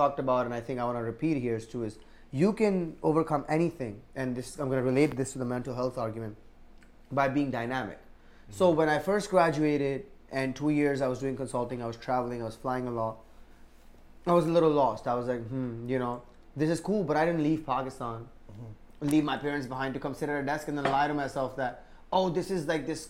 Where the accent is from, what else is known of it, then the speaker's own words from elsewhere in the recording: Leonia, New Jersey, United States; I'm from Leonia, right? When I go to Leonia, a small little town in Bergen County